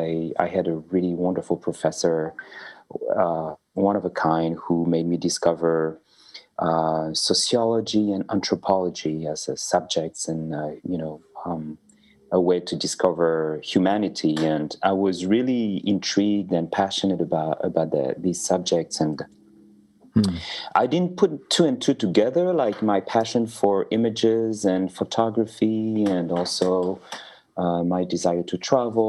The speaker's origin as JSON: {"language": "English", "town": "Paris", "region": "Île-de-France", "country": "France", "tie": "born or raised there", "said": "I'm a French filmmaker. So I was born in Paris and grew up in Paris"}